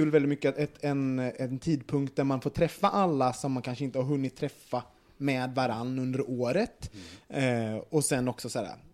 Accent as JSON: {"language": "Swedish", "town": "Västerås", "region": "Västmanland", "country": "Sweden", "said": "Jag kommer att fira hemma i Västerås"}